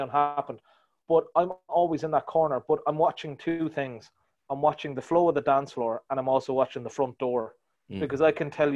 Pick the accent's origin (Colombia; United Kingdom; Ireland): Ireland; Wexford, Leinster; moved away as an adult; now in Dublin, Ireland; I'm from Wexford. I moved up from Wexford to do an engineering degree.